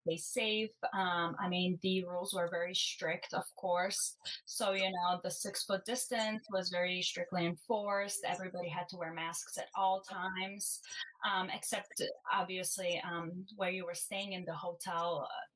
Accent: Chicago, Illinois, United States; also born or lived in Bulgaria / Vernon Hills, Illinois; I have spent most of my life in the suburbs, living in the suburbs of Chicago

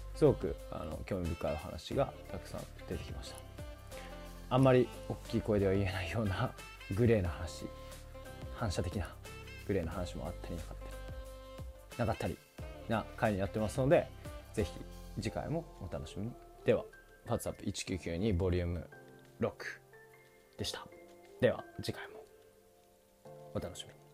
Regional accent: Hokkaido, Japan; 僕が北海道出身っていうのもあって

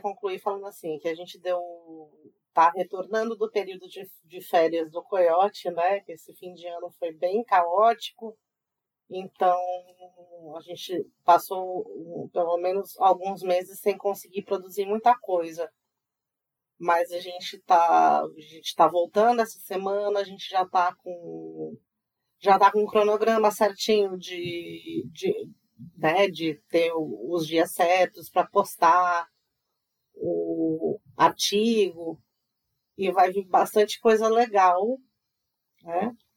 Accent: Mato Grosso do Sul, Brazil; eu realmente sou do Mato Grosso do Sul

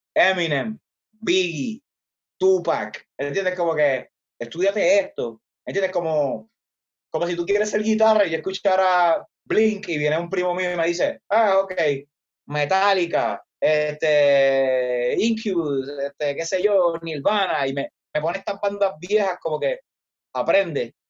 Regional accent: Isabela, Puerto Rico; de donde soy, Isabela, que es el pueblo, como el town

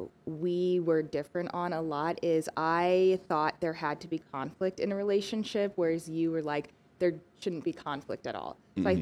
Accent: Peoria, Illinois, United States; born there; now in Peoria, United States; I was born in Peoria, Illinois, moved to Peoria, Arizona in 2004 with my mom, my brother, and my sister.

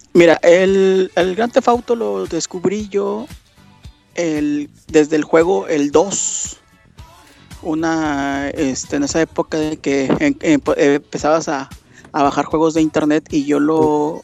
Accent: Monterrey, Nuevo León, Mexico; yo soy de Monterrey

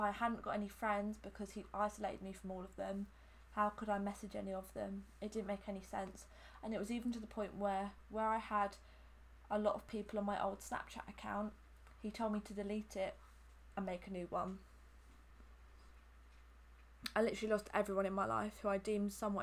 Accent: Hampshire, South East England, United Kingdom; I'm from Hampshire and I've lived here my whole life.

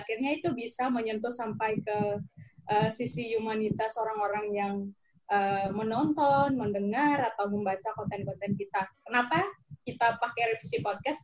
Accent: West Sumba, East Nusa Tenggara, Indonesia; moved away as an adult; also born or lived in Kupang; now in Yogyakarta, Indonesia; saya asalnya dari Sumba Barat, N T T

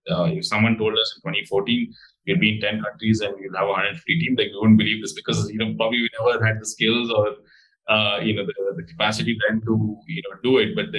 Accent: Bangalore, Karnataka, India; moved away as an adult; also born or lived in Warwick, United Kingdom; now in United Kingdom; I was born and raised in Bangalore in India.

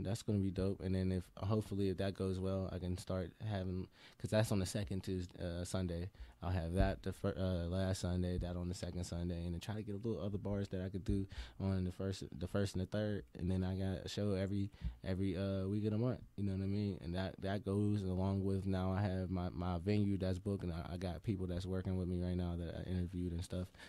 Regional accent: Pittsburgh, Pennsylvania, United States; I'm from the Mon Valley region of Pittsburgh

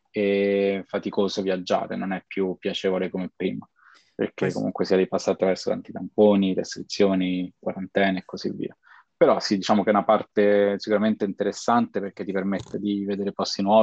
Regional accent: Rome, Lazio, Italy; nato e cresciuto a Roma e a Roma diciamo eh, ho mosso i miei primi passi in questo ambito lavorativo

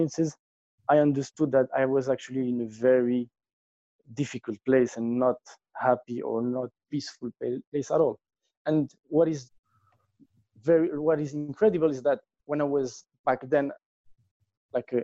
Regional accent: Tangier, Tanger-Tetouan-Al Hoceima, Morocco; I grew up in Morocco, in Tanger, which is a very small city

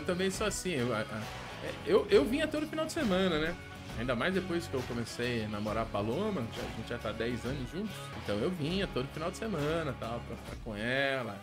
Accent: Angatuba, São Paulo, Brazil; moved away as an adult; also born or lived in Francisco Morato; Saí de Angatuba e fui me aventurar para me fazer

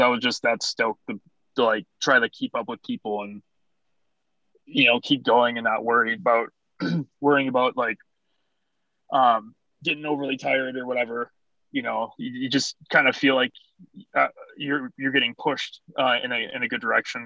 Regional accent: Wisconsin, United States; moved away; I'm from Wisconsin

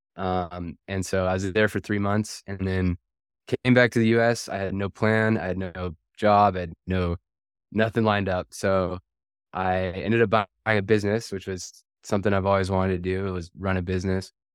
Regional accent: Washington, United States; I'm originally from Washington State.

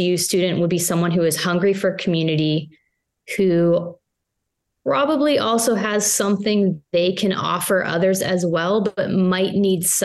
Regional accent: Pittsburgh, Pennsylvania, United States; I'm from Pittsburgh. I'm a Pittsburgh girl

